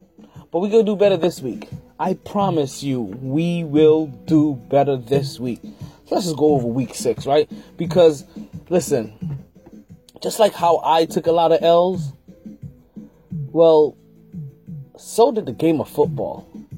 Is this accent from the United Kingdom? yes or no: no; New York City, New York, United States; moved away; me being a New Yorker, me being a fellow New Yorker, right? Brooklyn in the house without a doubt.